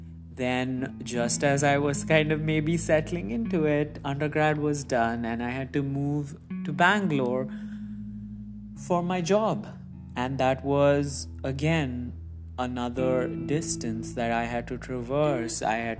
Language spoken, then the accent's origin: English; Muscat, Oman; Growing up, I've said in previous episodes that I grew up in the Middle East, and in this post, I also reiterated that. So Muscat, Oman, as amazing as it was, and as much as I called it my home, was never truly where I belonged.